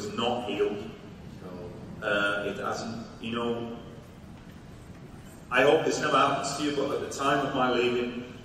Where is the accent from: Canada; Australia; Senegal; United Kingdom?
United Kingdom; Salford, North West England; I'm from Salford